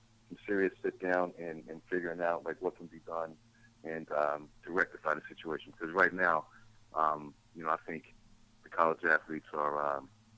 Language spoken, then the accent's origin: English; Southwest Virginia, United States; moved away as an adult; I'm from Southwest Virginia. Not West Virginia, but Southern Virginia.